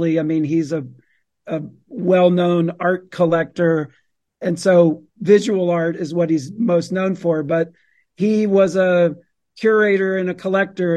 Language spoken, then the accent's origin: English; Atlanta, Georgia, United States; I grew up in Atlanta, Georgia